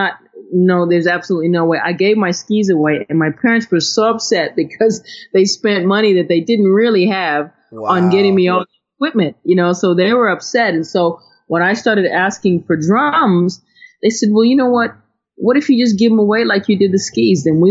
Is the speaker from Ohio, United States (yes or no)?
yes; Ohio, United States; moved away; also born or lived in Connecticut; I'm from Ohio